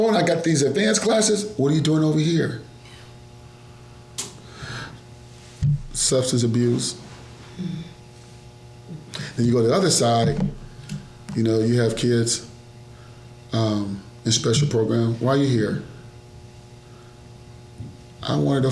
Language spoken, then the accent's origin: English; Detroit, Michigan, United States; now in Plano, United States; I'm from Detroit